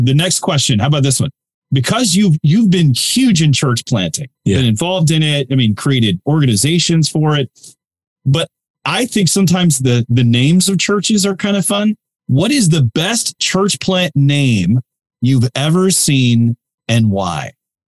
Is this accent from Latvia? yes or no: no; Canada; Being Canadian, I have to ask a Canada question here.